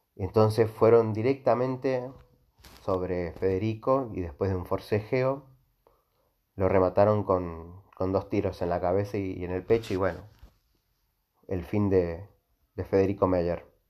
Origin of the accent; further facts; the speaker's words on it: Mendoza, Argentina; nosotros los mendocinos, incluyo porque eh, yo, yo soy de Mendoza